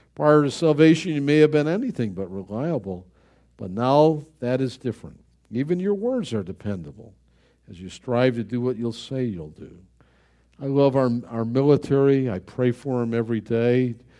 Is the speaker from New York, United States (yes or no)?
yes; Buffalo, New York, United States; He was killed in my hometown.